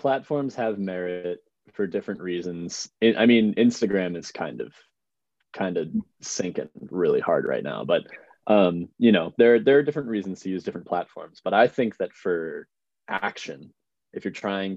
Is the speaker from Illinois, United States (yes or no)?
yes; outside of Chicago, Illinois, United States; I grew up outside of Chicago, in a little suburb to the southwest